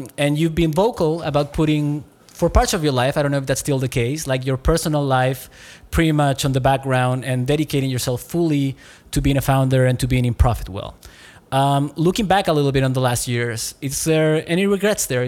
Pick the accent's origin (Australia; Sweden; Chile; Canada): Chile; I'm from Chile